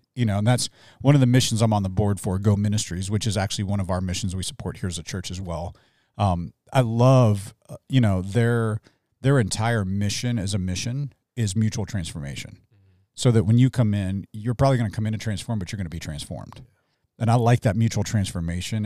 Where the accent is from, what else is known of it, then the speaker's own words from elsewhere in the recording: Midwest, United States; now in Tucson, United States; I came from the Midwest, like, near Kentucky